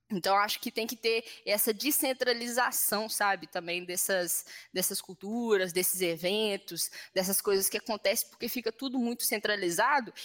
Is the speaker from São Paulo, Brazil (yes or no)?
no; Belo Horizonte, Minas Gerais, Brazil; eu sou da favela do Itaipu aqui